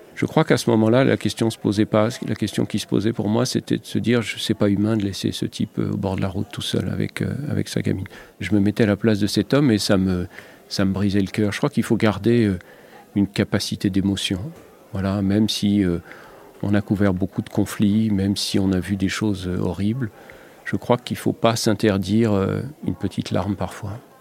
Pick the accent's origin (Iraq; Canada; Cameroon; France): France; Lorraine, Grand Est; moved away; moi, j'ai grandi en Lorraine